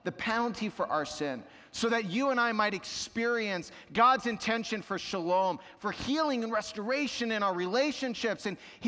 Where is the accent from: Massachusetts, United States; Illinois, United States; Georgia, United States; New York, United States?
New York, United States; born there; I was born in New York, and though I didn't live there my whole life, there's something about traffic and driving that brings out my inner New Yorker.